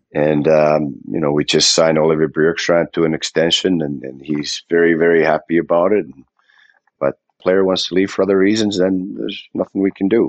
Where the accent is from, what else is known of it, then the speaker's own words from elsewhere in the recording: Finland; now in Columbus, United States; I'm from Finland